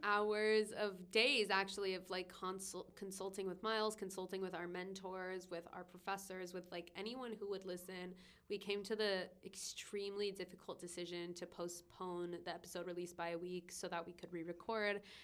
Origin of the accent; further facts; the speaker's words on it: Long Beach, California, United States; I'm from Long Beach